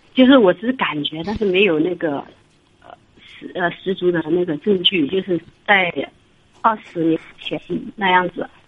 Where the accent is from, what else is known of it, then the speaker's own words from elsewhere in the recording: northern China, China; moved away as an adult; now in southern China; 我们老家是北方的